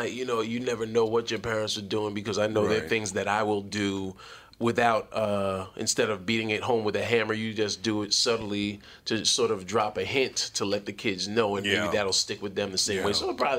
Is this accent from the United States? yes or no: yes; New York City, New York, United States; also born or lived in Mount Vernon, New York; I grew up in the Bronx in Mount Vernon.